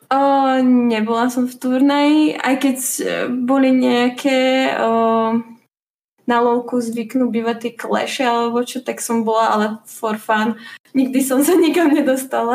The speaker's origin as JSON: {"language": "Slovak", "area": "Nové Zámky area", "region": "Nitra Region", "country": "Slovakia", "also_born_or_lived": "Bratislava", "said": "pochádzam uh, z Nových zámkov teda z okolia Nových zámkov, z dediny"}